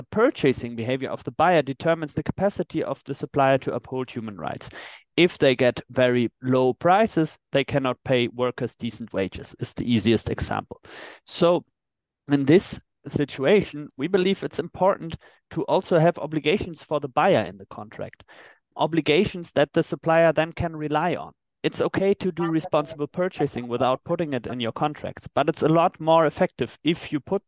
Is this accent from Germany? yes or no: yes; Germany; in my home country, in Germany